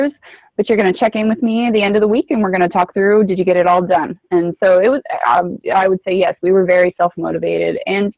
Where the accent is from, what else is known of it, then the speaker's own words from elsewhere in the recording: Washington, United States; I spent my entire high school growing up in Washington State.